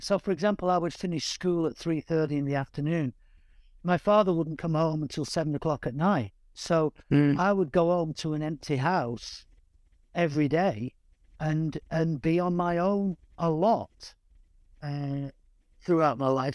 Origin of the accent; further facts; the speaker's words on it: Manchester, North West England, United Kingdom; growing up in East Manchester